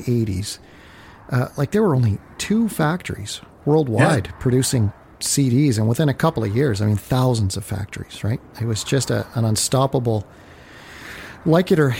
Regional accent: North Bay, Ontario, Canada; growing up in North Bay, I'd go over to the North Bay Mall to buy my records

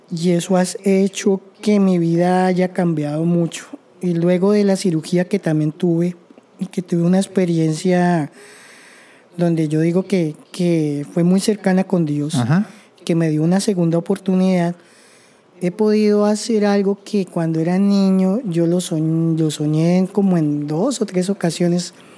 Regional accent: Colombia; moved away as an adult; now in Canada

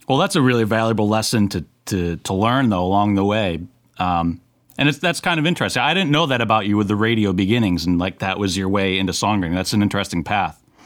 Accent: New York, United States; I'm a New Yorker.

